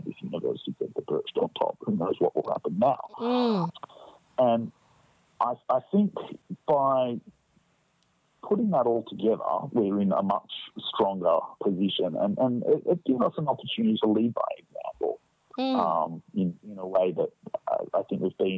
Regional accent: Australia; just being Australian

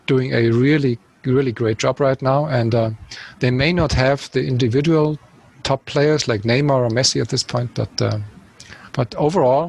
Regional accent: Munich, Bavaria, Germany; it's my hometown

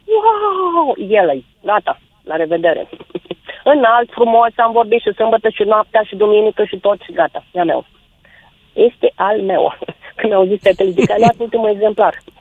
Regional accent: Bukovina, Romania; moved away; sunt bucovineancă

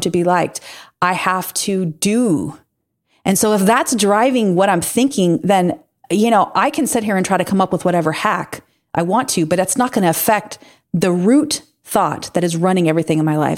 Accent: Pacific coast, United States; moved away as an adult; also born or lived in Midwest; growing up on the Pacific, you know, the Pacific coast

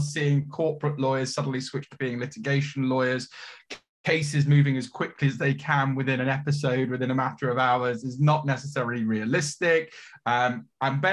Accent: Leicester, East Midlands, United Kingdom; moved away as an adult; also born or lived in Leeds; I grew up in Leicester, which is at the time, quite an emerging city

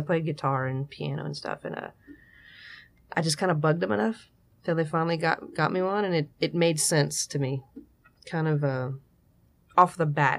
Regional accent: Lafayette, Louisiana, United States; also born or lived in New Orleans; I'm from Lafayette. I mean, I was born in New Orleans

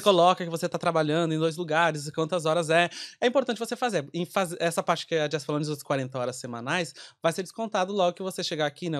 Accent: Rio Grande do Sul, Brazil; moved away as an adult; now in Ireland; eu sou do Rio Grande do Sul, então quando eu vim pra cá

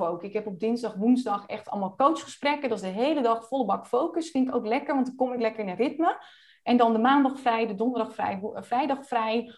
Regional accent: Friesland, Netherlands; now in Almere, Netherlands; We komen beide uit Friesland

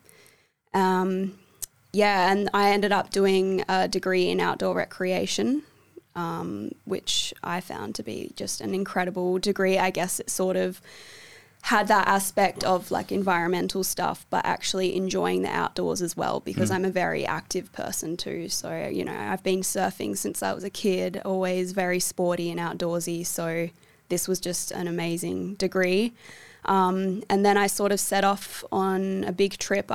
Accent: Fremantle, Western Australia, Australia; also born or lived in Melbourne; I've grown up in the Frio area for basically my whole life. I was born in Melbourne, but my family is from here, so I've lived in Frio since the age of 3 years old.

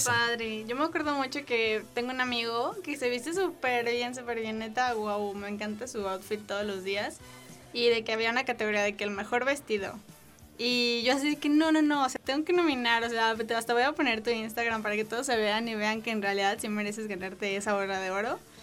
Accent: Mexico; soy mexicana

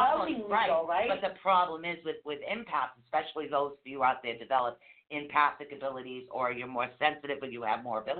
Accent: Fairhaven, Massachusetts, United States; also born or lived in Norwood, Massachusetts; I grew up in Wilders Point in Fayette

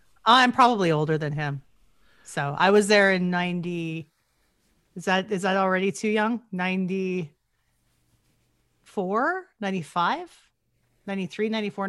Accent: Gibbons, Alberta, Canada; I grew up in Gibbons.

